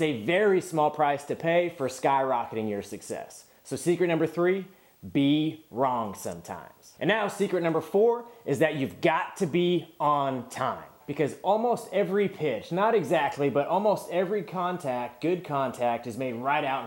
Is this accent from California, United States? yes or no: yes; California, United States; I was from California.